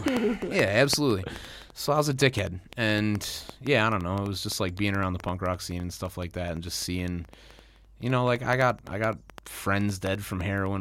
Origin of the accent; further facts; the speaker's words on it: Midwest, United States; Growing up in the Midwest and just being around fucking people who are like constantly battling alcoholism and acting like it's not a problem is rough.